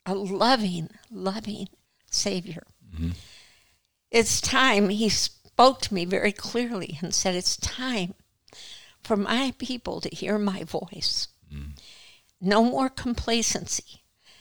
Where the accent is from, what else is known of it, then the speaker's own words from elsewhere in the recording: Missouri, United States; moved away as an adult; we're from Missouri